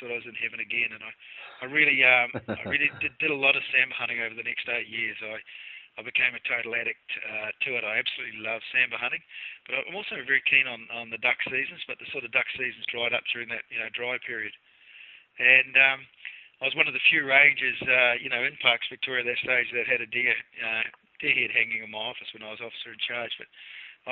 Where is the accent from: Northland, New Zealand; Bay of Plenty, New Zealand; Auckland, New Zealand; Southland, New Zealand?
Southland, New Zealand; accent: Kiwi; now in New South Wales, Australia; you probably pick up from the accent, I'm a Kiwi. So I grew up in Southland in New Zealand